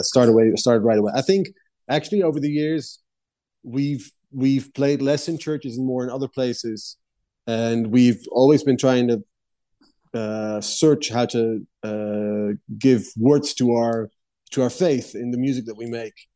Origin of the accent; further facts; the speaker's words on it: Netherlands; I grew up in the Netherlands